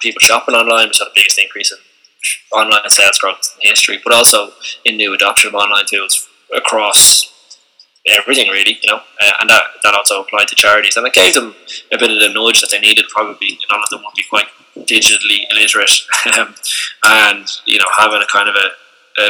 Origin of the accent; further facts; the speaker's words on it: Ireland; I'm from Dundalkin in Dublin